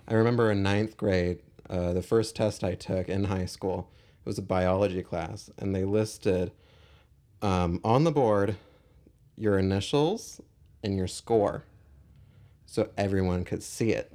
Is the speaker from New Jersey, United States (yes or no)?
no; Irvine, California, United States; I grew up in Irvine